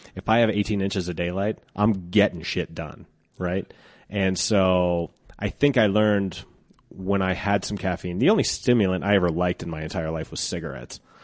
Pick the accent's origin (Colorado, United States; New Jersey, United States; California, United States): Colorado, United States; Twentieth and Youngfield; at twentieth and Youngfield was, uh, an Italian restaurant called Andalini's, and we owned